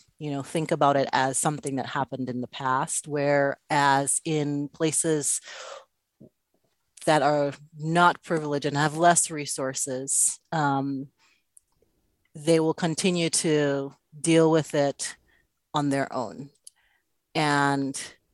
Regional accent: Antigua & Barbuda; moved away; also born or lived in Dominica; growing up, that time that I spent in Antigua and in Dominica

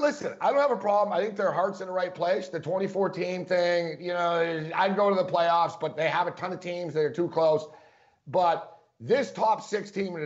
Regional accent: Montreal, Quebec, Canada; moved away; you know I'm from Montreal originally

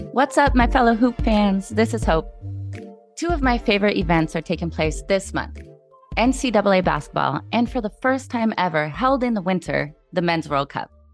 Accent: Washington, United States; I'm from Washington State

